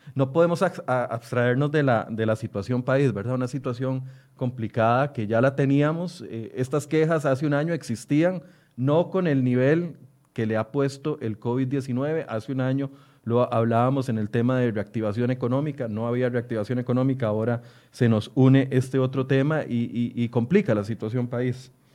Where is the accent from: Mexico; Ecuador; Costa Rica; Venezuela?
Costa Rica; como costarricenses